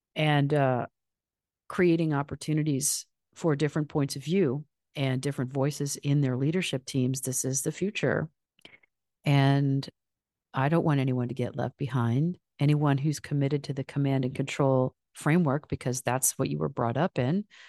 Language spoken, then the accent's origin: English; Michigan, United States; I'm from Michigan